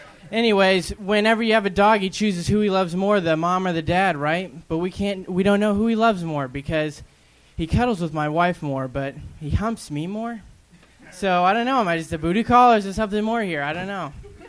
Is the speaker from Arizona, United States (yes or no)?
yes; Phoenix, Arizona, United States; Phoenix, Arizona.